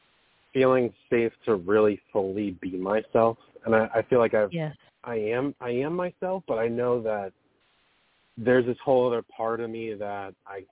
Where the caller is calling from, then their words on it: Marlboro, New York, United States; I'm from Marlboro, New York.